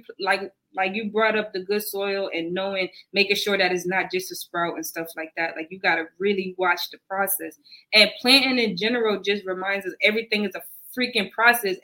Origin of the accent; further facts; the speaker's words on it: the North, United States; I'm from the North.